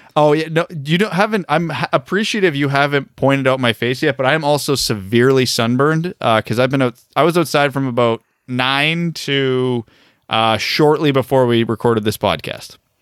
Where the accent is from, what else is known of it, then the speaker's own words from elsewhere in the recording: Canada; us as Canadian hockey fans who cheer for an American team